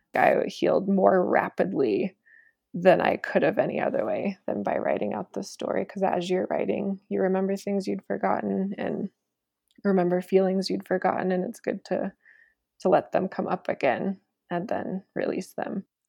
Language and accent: English; small town Iowa, United States; moved away as an adult; now in Denver, United States; my hometown